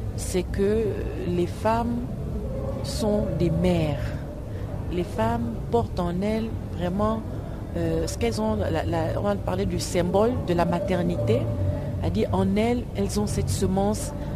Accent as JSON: {"language": "French", "country": "Gabon", "said": "Nous, nous sommes des francophones. On est venu du Gabon"}